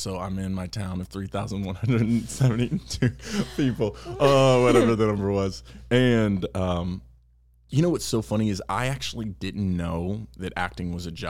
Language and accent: English; Lufkin, Texas, United States; I'm from Texas. Okay. A little town called Lufkin, Texas, to be exact.